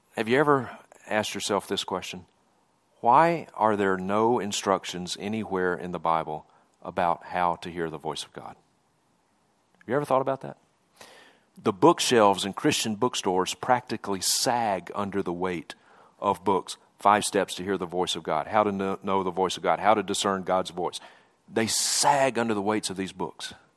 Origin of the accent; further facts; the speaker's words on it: Mississippi, United States; moved away as an adult; now in Montana, United States; I grew up in Mississippi. You can probably tell from my accent, I'm not from around these parts.